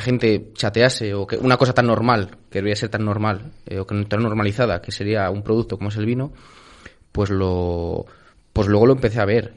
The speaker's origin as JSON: {"language": "Spanish", "town": "Pesquera de Duero", "region": "Castile and León", "country": "Spain", "said": "mi pueblo, Pesquera de Duero"}